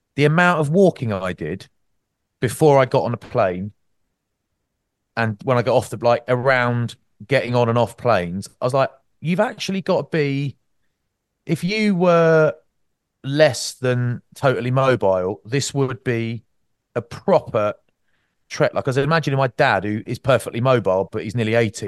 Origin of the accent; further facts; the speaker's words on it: Maidstone, South East England, United Kingdom; Growing up in Maidstone, that was, that's, that's the background I'm from